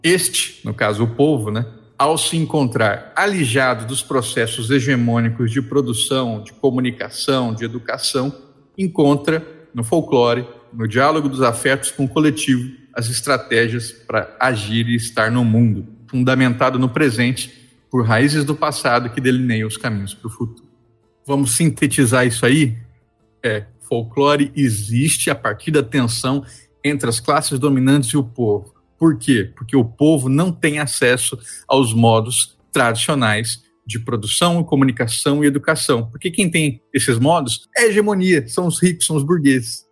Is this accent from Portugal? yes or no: no; Mato Grosso do Sul, Brazil; moved away as an adult; also born or lived in Santa Catarina / Rio Grande do Sul; eu sou jornalista e pesquisador natural de Mato Grosso do Sul